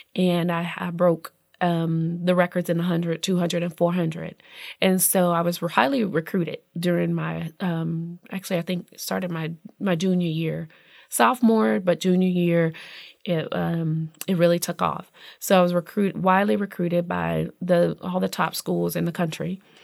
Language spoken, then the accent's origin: English; Indianapolis, Indiana, United States; I'm from Indianapolis